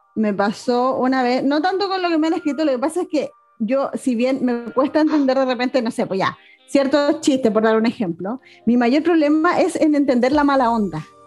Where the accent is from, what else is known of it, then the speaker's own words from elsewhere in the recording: Chile; aquí en Chile